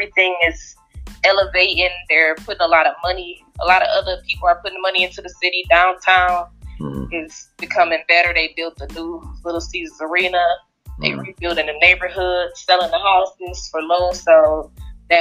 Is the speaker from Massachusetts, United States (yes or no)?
no; Detroit, Michigan, United States; I come from Detroit, Michigan. I'm 25